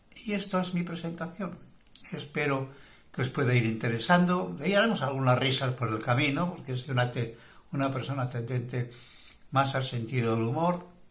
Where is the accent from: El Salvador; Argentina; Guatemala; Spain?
Spain; Bilbao, Basque Country; now in Marbella, Spain; aunque me origen desde del norte de España, soy bilbaíno